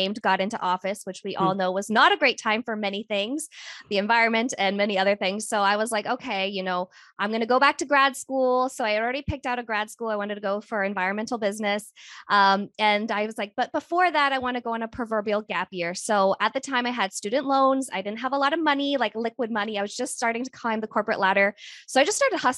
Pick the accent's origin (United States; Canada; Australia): United States; Oregon; moved away; also born or lived in Kentucky; I originally hail from Oregon, but I've been living nomadically for the last 5 years